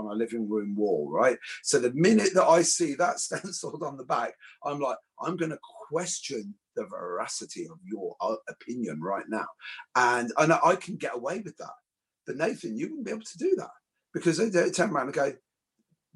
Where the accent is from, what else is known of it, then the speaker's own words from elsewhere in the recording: Ireland; I'm an Irish construction worker